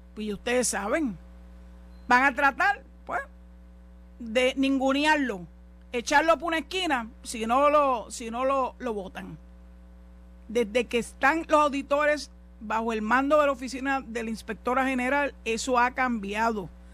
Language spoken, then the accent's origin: Spanish; Puerto Rico; como mujer y como puertorriqueña